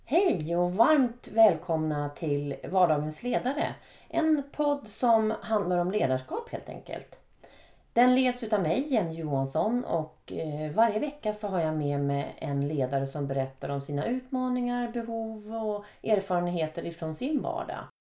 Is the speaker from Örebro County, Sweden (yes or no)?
yes; Karlskoga, Örebro County, Sweden; jag kommer från Karlskoga, eller har, eftersom jag har bott i Karlskoga ja. i 24 år